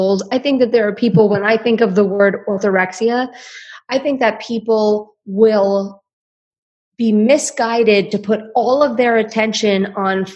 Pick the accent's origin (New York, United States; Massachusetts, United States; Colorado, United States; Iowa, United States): New York, United States; New York City; now in Austin, United States; I'm from Staten Island.